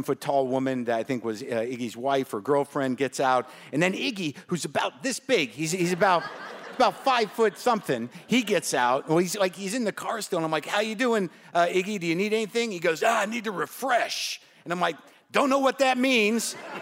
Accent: Albuquerque, New Mexico, United States; I grew up in Albuquerque, New Mexico

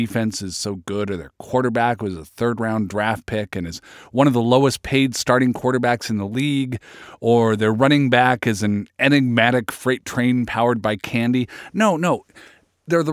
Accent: Seattle, Washington, United States; I am from Seattle

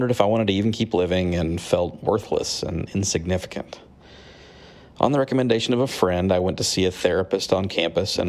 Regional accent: Oklahoma City, Oklahoma, United States; I'm from Oklahoma City, Oklahoma.

